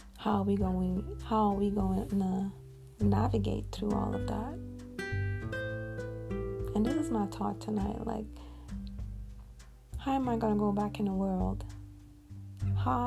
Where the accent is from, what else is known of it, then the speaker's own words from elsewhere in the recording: Montreal, Quebec, Canada; here in Montreal, my hometown, that's where I live